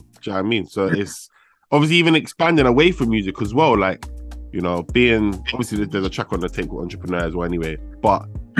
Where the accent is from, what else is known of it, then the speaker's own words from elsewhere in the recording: London, United Kingdom; I'm from West, innit?